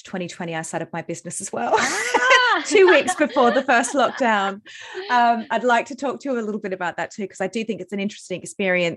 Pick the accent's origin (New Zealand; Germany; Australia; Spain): Australia; moved away; also born or lived in London, United Kingdom; I'm not from the UK, obviously I'm Australian